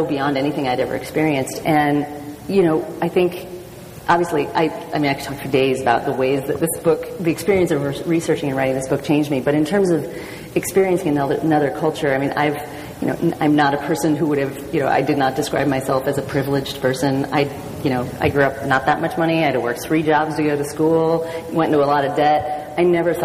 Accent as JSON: {"language": "English", "town": "Portland", "region": "Oregon", "country": "United States", "tie": "born or raised there", "said": "I grew up in Portland, Oregon"}